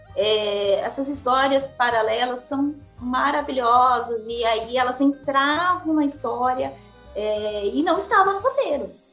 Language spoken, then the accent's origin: Portuguese; Araçatuba, São Paulo, Brazil; Eu nasci em Araçatuba